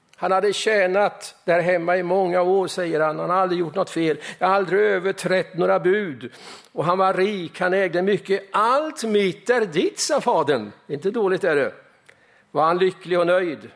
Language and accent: Swedish; Östergötland, Sweden; moved away; Jag minns min kompis Hans i granngården hemma på Östgötaslätten